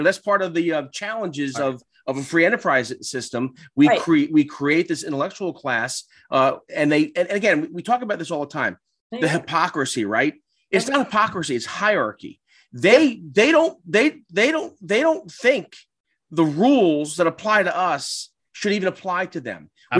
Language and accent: English; New York City, New York, United States; I'm from the Bronx